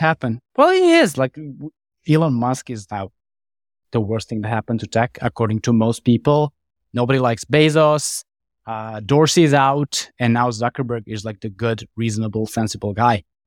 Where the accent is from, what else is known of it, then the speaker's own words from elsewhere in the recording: Serbia; now in Portugal; I'm from Serbia, living in Portugal